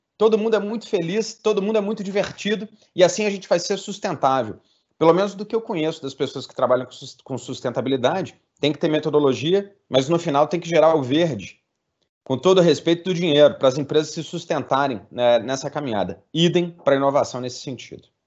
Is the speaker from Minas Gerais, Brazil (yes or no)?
yes; Minas Gerais, Brazil; como mineiro